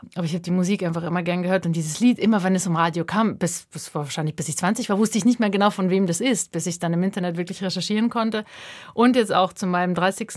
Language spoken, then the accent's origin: German; Lower Bavaria, Germany; moved away as an adult; also born or lived in Kazakhstan / Leipzig; now in Basel, Switzerland; Ich bin in Niederbayern aufgewachsen und dann vor knapp jetzt neun Jahren kam ich in die Schweiz zum Studieren und nach Basel.